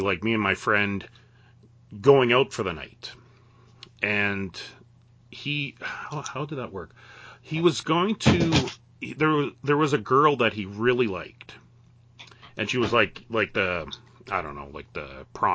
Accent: Western Canada, Canada; born or raised there

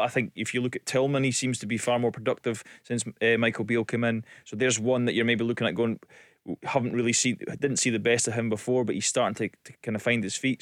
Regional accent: Elgin, Scotland, United Kingdom; born or raised there; also born or lived in Aberdeen

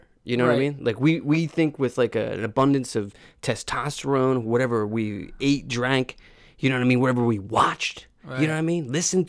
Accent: Conshohocken, Pennsylvania, United States; I'm from Conshohocken.

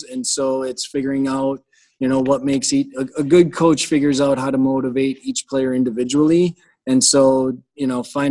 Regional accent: Thorp, Wisconsin, United States; moved away as an adult; now in Medford, United States; I'm originally from Thorpe.

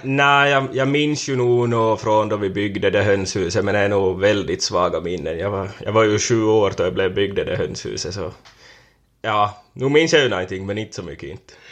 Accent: Korsholm, Ostrobothnia, Finland; från Västerhankmo. Varit jordbrukare sedan 2015 då jag tog över från min far här på gården

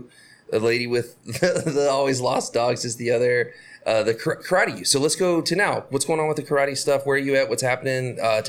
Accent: Florida, United States; I'm from Florida. So I grew up with hurricanes.

